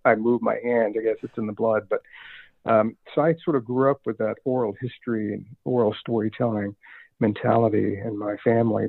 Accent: Richmond, Virginia, United States; growing up in Richmond

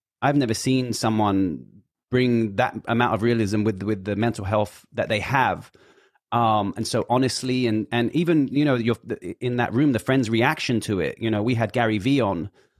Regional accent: Hackney, London, United Kingdom; Out to Hackney, Northeast.

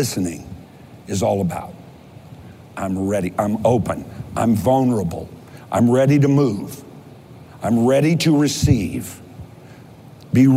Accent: Kentucky, United States; I'm from Kentucky

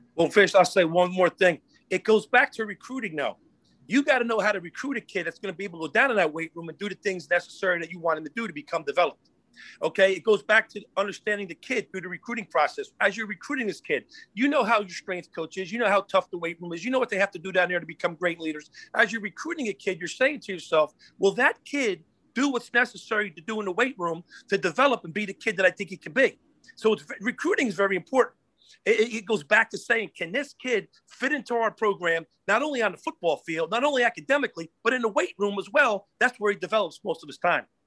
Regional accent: New Jersey, United States; here I am at Rutgers coming from Florida State, North Carolina State, my home state, New Jersey

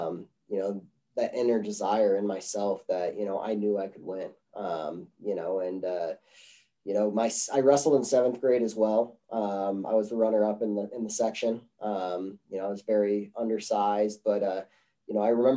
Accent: Chenango Forks, New York, United States; moved away as an adult; now in Greeley, United States; I grew up in Chenango Forks

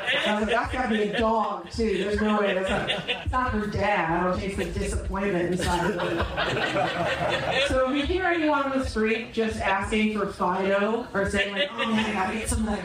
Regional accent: Indiana, United States; moved away; also born or lived in Minnesota; I was born in Minnesota, and then I grew up in Indiana

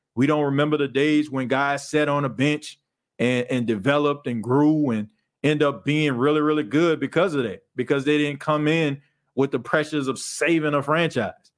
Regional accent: New Orleans, Louisiana, United States; growing up in New Orleans

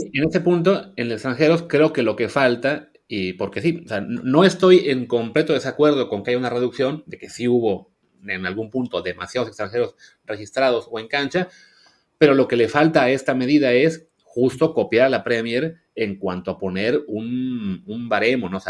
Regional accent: Coatzacoalcos, Veracruz, Mexico; Yo crecí en Coatzacoalcos

